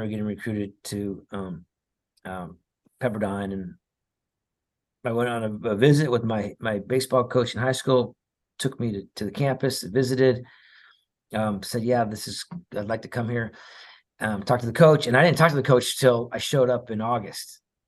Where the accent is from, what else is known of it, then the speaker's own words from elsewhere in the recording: Cerritos, California, United States; Remember, I grew up in just outside of Los Angeles in a city called Cerritos.